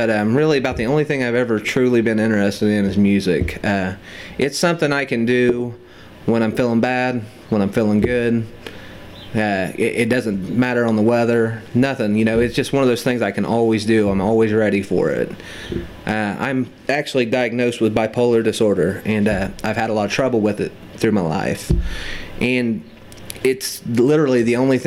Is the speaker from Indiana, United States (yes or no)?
yes; Metamora, Indiana, United States; Metamora, Indiana